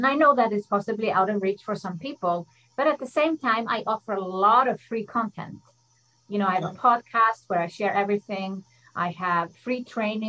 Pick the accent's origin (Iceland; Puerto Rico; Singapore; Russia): Iceland; moved away as an adult; now in Switzerland; I'm from Iceland. I love the connection to my home country.